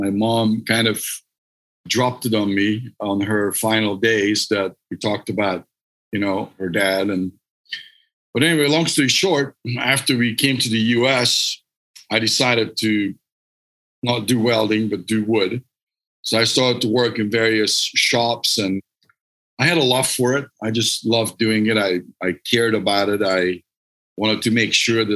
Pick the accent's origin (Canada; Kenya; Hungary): Hungary; English is a second language; moved away as an adult; now in United States; I'm Hungarian, so I'm not from this country. I grew up in Hungary